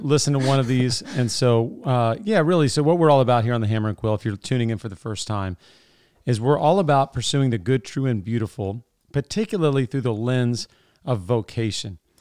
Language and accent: English; Sterling, Virginia, United States; moved away; I grew up in Sterling